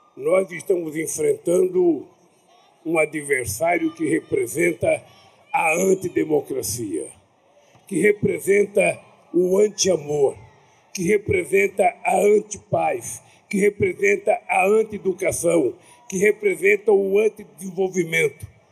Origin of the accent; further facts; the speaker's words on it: São Paulo, Brazil; also born or lived in Garanhuns, Pernambuco; quando eu tinha sete anos de idade, que eu saí de Pau de Arara, de Garanhuns, para vir para São Paulo